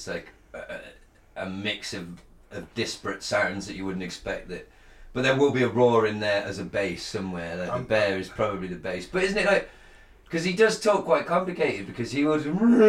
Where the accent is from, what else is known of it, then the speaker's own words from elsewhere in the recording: United Kingdom; we're British